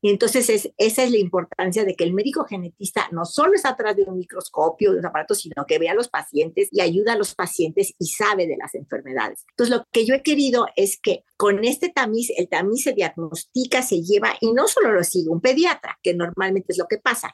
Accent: Mexico; soy mexicana

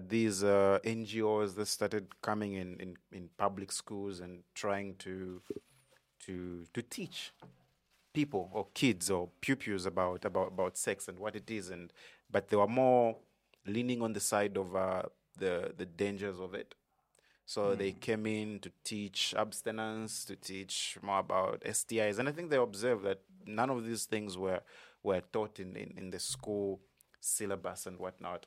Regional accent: Kitwe, Copperbelt Province, Zambia; also born or lived in Solwezi; I was born in Kitwe.

